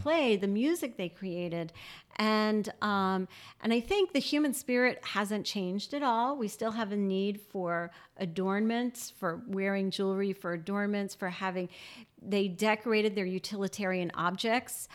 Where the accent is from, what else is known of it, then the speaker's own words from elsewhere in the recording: New Orleans, Louisiana, United States; moved away; I grew up in New Orleans